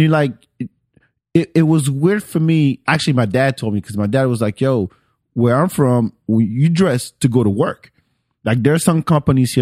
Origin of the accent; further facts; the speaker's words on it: France; moved away; I grew up in France